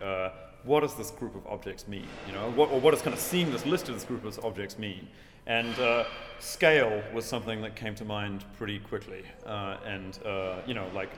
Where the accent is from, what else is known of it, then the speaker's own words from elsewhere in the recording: New Zealand; moved away; my hometown